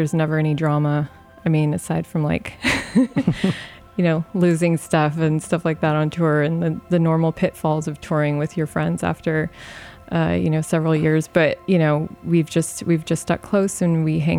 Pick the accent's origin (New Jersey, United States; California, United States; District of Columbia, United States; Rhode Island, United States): California, United States; Los Angeles; we grew up in San Pedro, which is like a really big part of like lowrider culture.